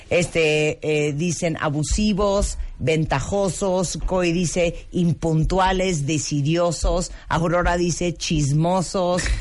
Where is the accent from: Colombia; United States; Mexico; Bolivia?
Mexico; Todos los que están escribiendo somos, somos los mexicanos.